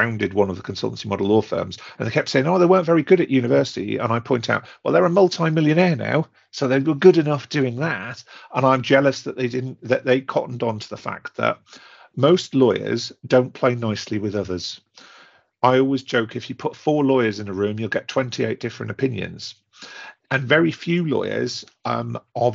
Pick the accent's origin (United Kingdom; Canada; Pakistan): United Kingdom; Newcastle upon Tyne, North East England; I'm a Geordie by nature